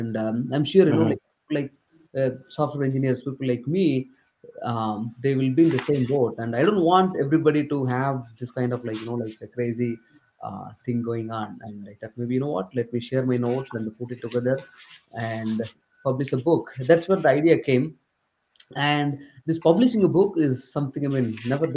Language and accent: English; southern India, India; English is a second language; English is not my native language. I come from southern part of India, and entire my schooling was in Tamil